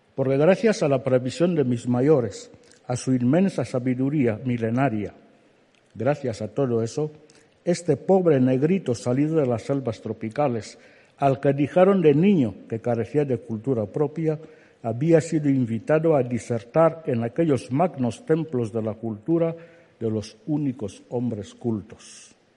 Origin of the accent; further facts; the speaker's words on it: Alén, Centro Sur, Equatorial Guinea; first language Fang; Spanish is a second language; me obligaban a levantarme cada mañana para asistir a la escuela en mi pueblo, Alén, en el distrito de Niefan, en la región continental de Guinea Ecuatorial